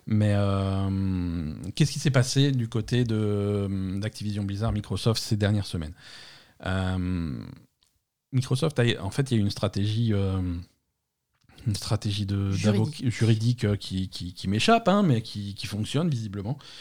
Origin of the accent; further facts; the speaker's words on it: France; chez nous en France